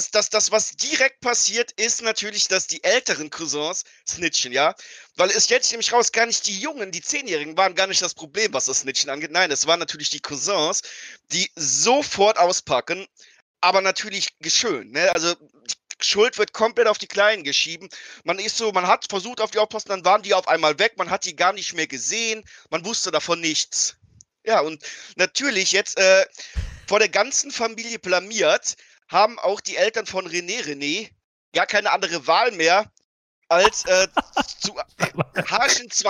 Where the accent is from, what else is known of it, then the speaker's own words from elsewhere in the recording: Eifel, Germany; Ich, ich komme aus der Eifel, da gibt es gewisse Überschneidungen der Lebensart.